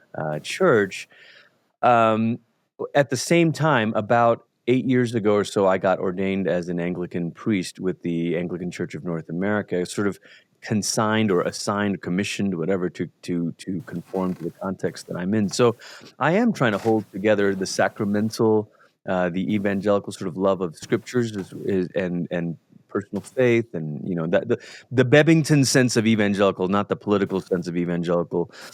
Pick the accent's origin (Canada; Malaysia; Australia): Malaysia; moved away as an adult; now in United States; culturally, I'm from Malaysia. That's where I grew up.